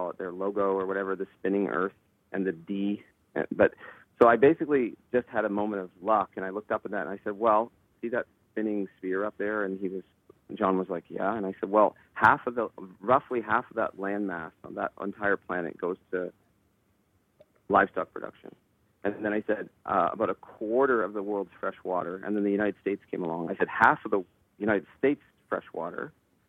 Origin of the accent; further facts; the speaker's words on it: Owen Sound, Ontario, Canada; I'm from Owen Sound, and I didn't have the money